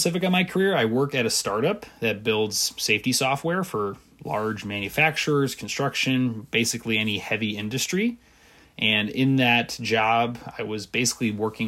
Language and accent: English; Wisconsin, United States; moved away as an adult; also born or lived in Indiana; I'm originally from Wisconsin, have spent most of my life there.